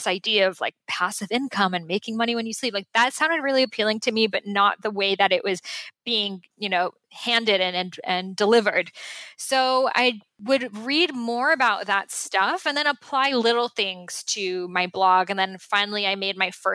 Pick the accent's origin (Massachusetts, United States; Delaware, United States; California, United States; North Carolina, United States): Massachusetts, United States; Boston; moved away; the house I grew up in Boston